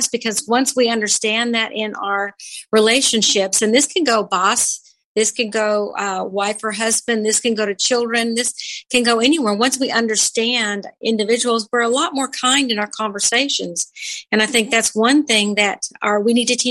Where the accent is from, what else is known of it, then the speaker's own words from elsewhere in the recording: Los Angeles, California, United States; I grew up in Los Angeles.